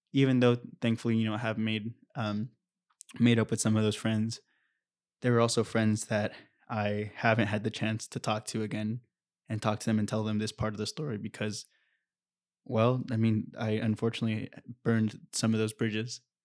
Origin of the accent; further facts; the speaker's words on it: Anaheim, California, United States; also born or lived in Santa Barbara; I was born and raised in Orange County, in Anaheim